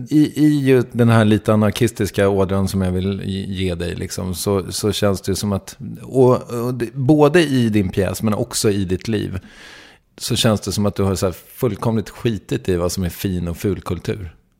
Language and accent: Swedish; Sweden